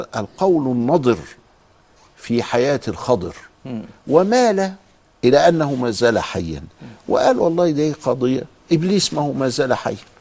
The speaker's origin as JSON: {"language": "Arabic", "region": "Upper Egypt", "country": "Egypt", "said": "وعندنا في الصعيد"}